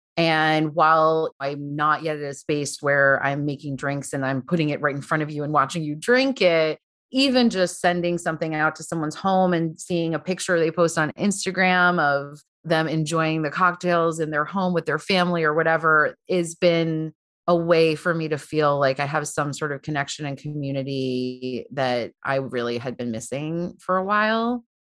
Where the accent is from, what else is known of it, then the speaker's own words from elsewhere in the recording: Long Island, New York, United States; moved away as an adult; also born or lived in Brooklyn, New York; now in Paris, France; I grew up on Long Island.